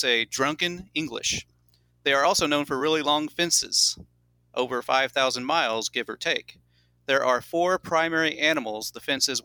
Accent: Enid, Oklahoma, United States; I'm from Enid, Oklahoma, and I am a teacher

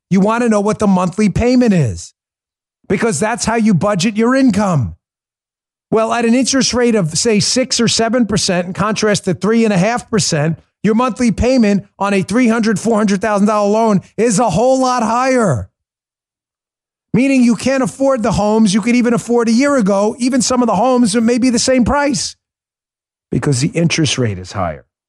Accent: New York, United States; moved away; also born or lived in Maryland; I'm a New Yorker. I grew up in New York

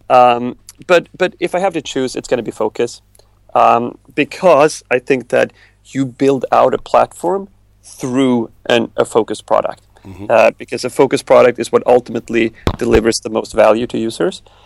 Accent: Sweden; moved away as an adult; now in United States; growing growing up in Sweden, I, I grew up very much to to, to the left of, of most people

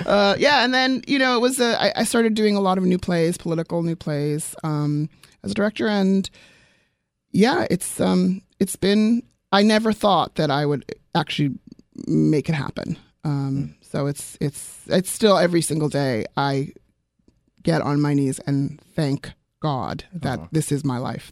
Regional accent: South Africa; moved away; I'm originally from South Africa

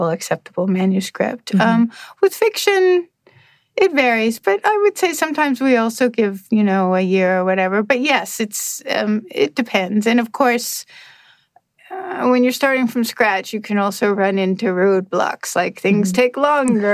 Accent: Denmark; now in United States; I'm originally from Denmark

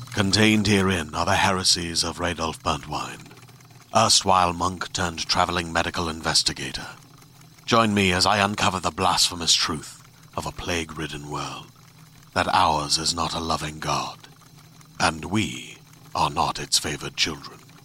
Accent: Miami, Florida, United States; a kind of person that I grew up with in Miami

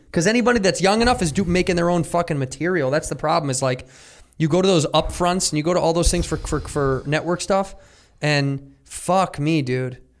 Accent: Midwest, United States; moved away; I'm from the Midwest

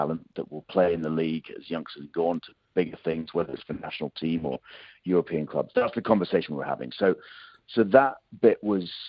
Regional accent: United Kingdom; accent: British; moved away as an adult; now in Sydney, Australia; I'm probably tell from accent I'm a Brit

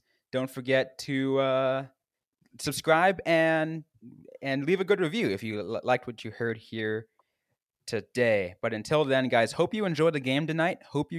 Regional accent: San Jose, California, United States; I grew up in Northern California, so I like Tar was right there for me. And you know, my hometown team, obviously, I'm from San Jose

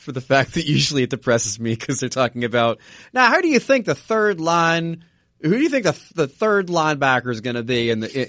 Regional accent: New Jersey, United States; I grew up in Jersey

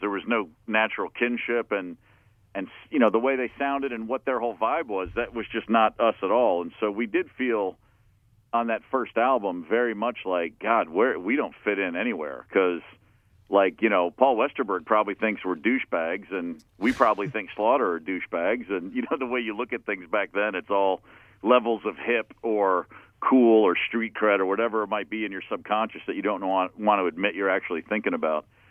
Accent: Hopkinsville, Kentucky, United States; also born or lived in Michigan / Maryland (outside Baltimore); from the age of remembering anything until I was ten, I lived in Maryland, okay. and then at ten years old in 1975, we moved to Hopkinsville, Kentucky.

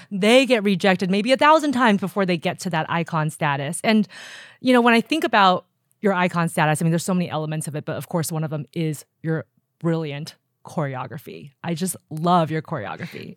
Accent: Los Angeles, California, United States; during junior high and high school, I grew up in Los Angeles.

